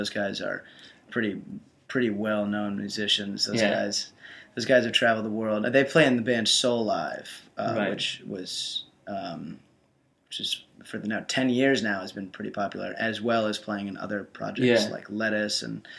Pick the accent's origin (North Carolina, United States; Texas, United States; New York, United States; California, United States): New York, United States; I'm originally from New York.